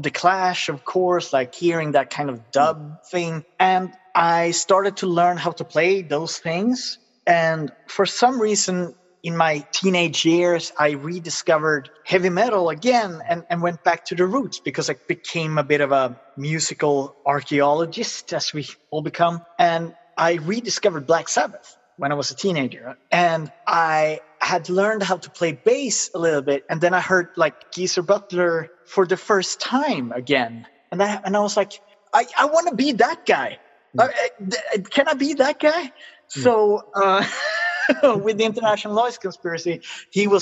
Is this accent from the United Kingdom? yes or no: no; Sweden; English is a second language; also born or lived in United States; I'm very British for being a Swede who has lived in the US